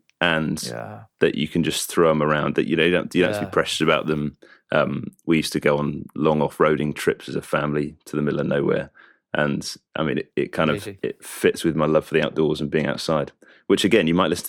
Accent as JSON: {"language": "English", "region": "East of England", "country": "United Kingdom", "tie": "born or raised there", "said": "And we grew up in Essex, like I said, and I was thankful for parents who loved the Lord."}